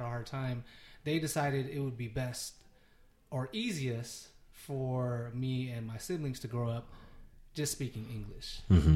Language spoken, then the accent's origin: English; United States; I'm Filipino American too